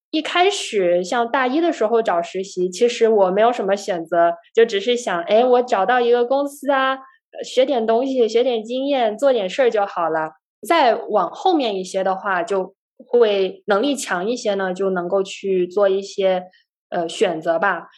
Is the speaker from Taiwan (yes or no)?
no; Guangzhou, Guangdong, China; moved away as an adult; also born or lived in Canada / United States; 我呢是在广州长大的，我大学呢在加拿大的滑铁卢大学学习计算机科学